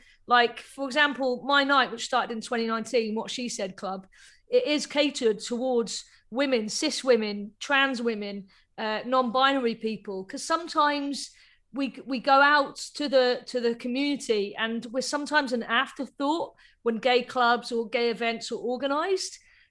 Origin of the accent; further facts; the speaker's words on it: Cambridge, East of England, United Kingdom; I grew up in Cambridge, so it's a very small town. So there was no gay scene there. I didn't know if there were any gay people or any other lesbians there. So when I moved to Manchester, it was just like a massive eye opener